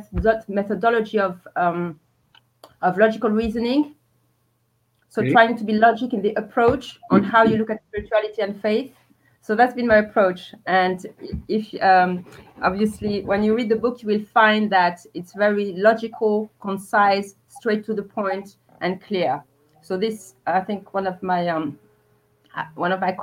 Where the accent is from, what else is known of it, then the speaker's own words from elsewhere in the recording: Paris, Île-de-France, France; moved away as an adult; also born or lived in Algeria; now in London, United Kingdom; I was born in Algeria originally, and I was raised in Paris, in France